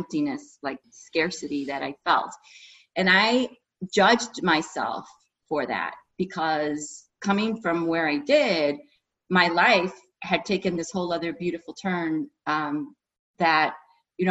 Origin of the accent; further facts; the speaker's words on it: Chicago, Illinois, United States; I am from Chicago. I was born and raised here